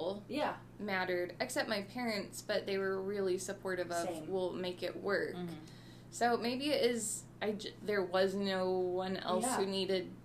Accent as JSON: {"language": "English", "town": "Kankakee", "region": "Illinois", "country": "United States", "tie": "born or raised there", "said": "I grew up in Kankakee"}